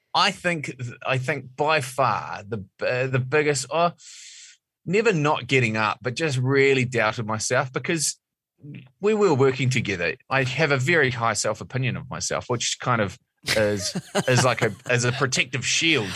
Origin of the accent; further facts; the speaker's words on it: Mount Maunganui, Bay of Plenty, New Zealand; I'm from Mount Maunganui